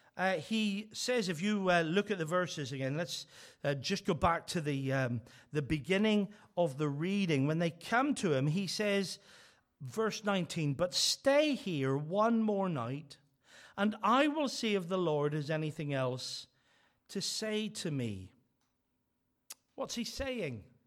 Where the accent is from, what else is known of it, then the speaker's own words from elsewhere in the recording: Northern Ireland, United Kingdom; I'm from Northern Ireland